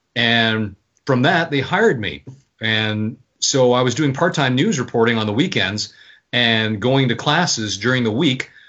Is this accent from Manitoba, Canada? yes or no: yes; Winnipeg, Manitoba, Canada; moved away as an adult; also born or lived in Vancouver; I was born in Vancouver, but my family moved there to Winnipeg when I was young. So I consider Winnipeg my hometown grew up there